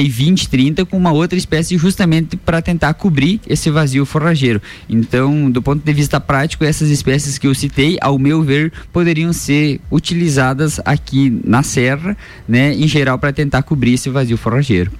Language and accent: Portuguese; Brazil; como bons brasileiros